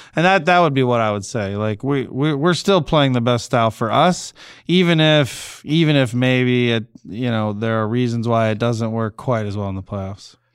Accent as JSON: {"language": "English", "town": "Cleveland", "region": "Ohio", "country": "United States", "tie": "born or raised there", "moved": "yes", "said": "growing up in Cleveland"}